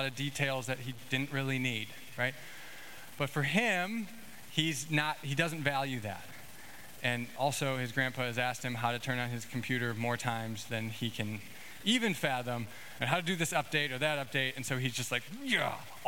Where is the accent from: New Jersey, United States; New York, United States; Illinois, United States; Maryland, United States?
Illinois, United States; I grew up in Illinois